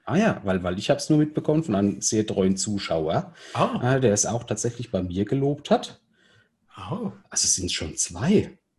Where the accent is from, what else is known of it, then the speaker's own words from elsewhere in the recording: Rhineland-Palatinate, Germany; als Pfälzer